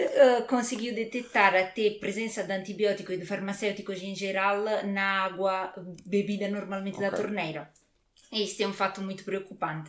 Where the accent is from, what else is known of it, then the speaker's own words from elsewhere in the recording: near Naples, Campania, Italy; Portuguese is a second language; moved away as an adult; now in Coimbra, Portugal; eu sou, sou originária de Nápoles, de, de uma cidade perto de Nápoles, e tive toda a vida na Itália, praticamente